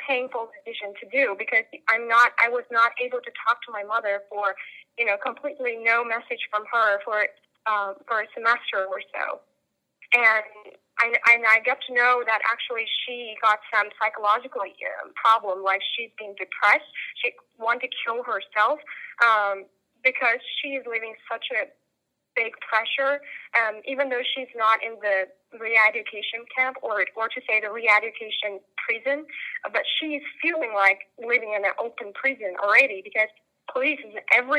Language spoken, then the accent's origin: English; Xinjiang, China; English is a second language; moved away as an adult; now in United States; western part of China, my hometown, Uyghur, Xinjiang.